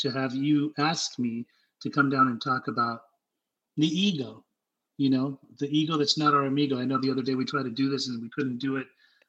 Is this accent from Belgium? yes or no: no; Salt Lake City, Utah, United States; also born or lived in Germany; I was born in Germany and raised in Salt Lake City, Utah.